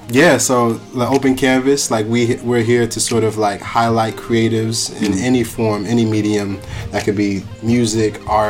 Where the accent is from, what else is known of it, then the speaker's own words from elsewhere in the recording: New York, United States; as a New Yorker